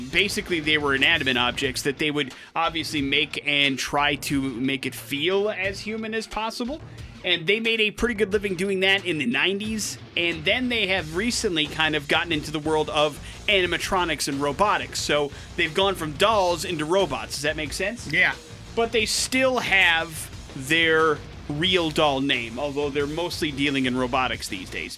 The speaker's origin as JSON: {"language": "English", "region": "Wisconsin", "country": "United States", "tie": "born or raised there", "moved": "yes", "said": "grew up in the state of Wisconsin"}